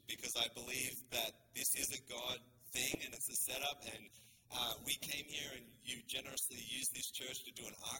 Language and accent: English; Australia; accent: Australian; also born or lived in Sydney; now in Canada; I am a Canadian citizen, but we were born in Australia